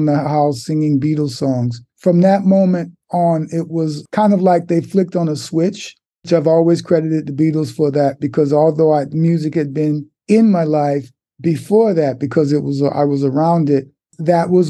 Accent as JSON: {"language": "English", "area": "Newark or East Orange", "region": "New Jersey", "country": "United States", "tie": "born or raised there", "also_born_or_lived": "Harlem, New York City", "moved": "yes", "said": "But after the age of two, we moved from Harlem to New Jersey, to, I believe, Newark, or East Orange, New Jersey"}